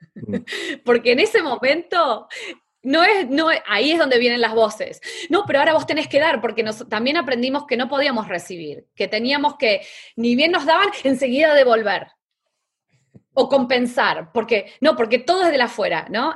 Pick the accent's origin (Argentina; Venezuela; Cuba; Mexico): Argentina; moved away as an adult; also born or lived in New York; mi papá tenía un, negocio de lencería en Argentina